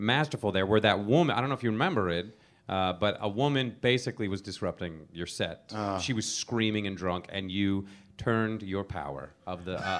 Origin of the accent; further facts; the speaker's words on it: Rome, Lazio, Italy; born there; No, I'm not Italian. But I was born in Rome, thank you.